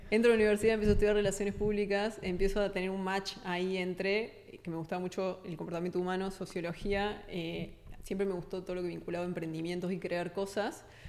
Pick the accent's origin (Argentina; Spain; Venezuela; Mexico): Argentina; Yo soy argentina, paso mucho tiempo en el país